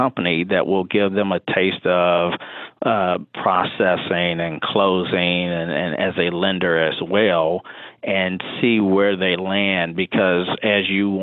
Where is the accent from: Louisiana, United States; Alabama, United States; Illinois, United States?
Illinois, United States; Chicago; moved away as an adult; now in Lexington, United States; I'm born and raised in Chicago, but I live in Lexington, Kentucky now